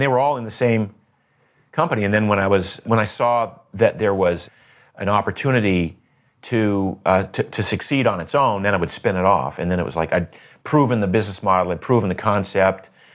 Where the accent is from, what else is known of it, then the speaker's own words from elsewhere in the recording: Maine, United States; I grew up in Maine